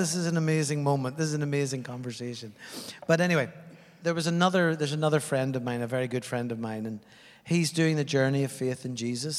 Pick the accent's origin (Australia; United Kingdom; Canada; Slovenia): United Kingdom; Northern Ireland; moved away as an adult; also born or lived in Afghanistan; now in New Zealand; I mean, I grew up in Northern Ireland.